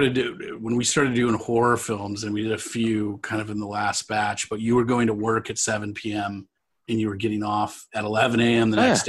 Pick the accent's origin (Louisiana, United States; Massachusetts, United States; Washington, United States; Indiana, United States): Washington, United States; Vashon Island; I grew up on Vashon Island.